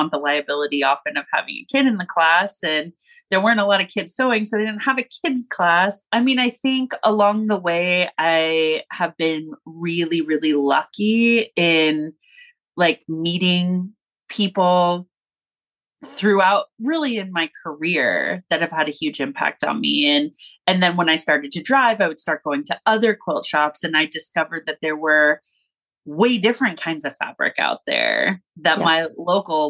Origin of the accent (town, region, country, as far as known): Los Angeles, California, United States; born or raised there; moved away as an adult; now in Kansas City area, United States